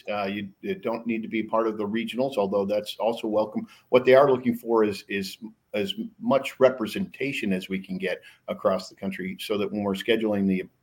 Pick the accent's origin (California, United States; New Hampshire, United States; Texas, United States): New Hampshire, United States; born there; also born or lived in Syracuse / Buffalo; I was born in New Hampshire, so I'm not a uh, not a stranger to the cold whatsoever. And I went to school at Syracuse, and then lived in Buffalo for New Buffalo Shirt Factory.